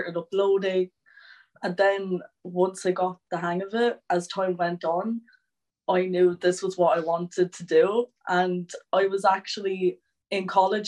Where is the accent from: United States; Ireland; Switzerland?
Ireland; Waterford, Munster; I'm 18, I'm from Waterford